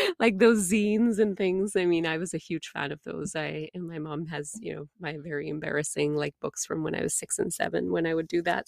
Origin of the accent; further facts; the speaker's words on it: India; moved away; as an Indian woman, an immigrant woman